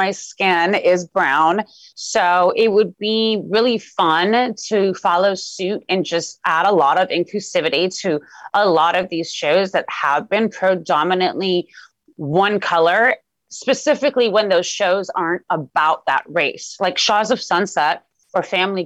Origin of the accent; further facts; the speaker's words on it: Los Angeles, California, United States; Even though I was born in Los Angeles, Iran is somewhere I visited every single year of my life.